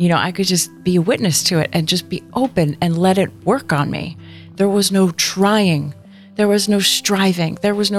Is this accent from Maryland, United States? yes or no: no; New Jersey, United States; I grew up in New Jersey. I'm the youngest of eight.